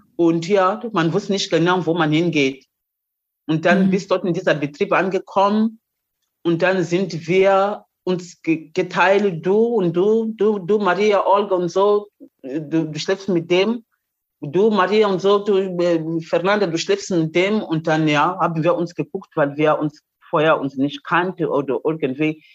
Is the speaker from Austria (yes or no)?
no; Mozambique; German is a second language; moved away as an adult; also born or lived in East Germany; now in Germany; bin ich von Mosambik hier nach äh, DDR gekommen